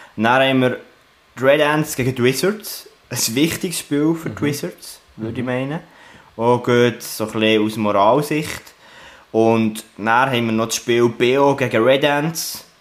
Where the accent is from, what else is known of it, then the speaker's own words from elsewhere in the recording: Bern, Switzerland; aus meiner Sicht als Berner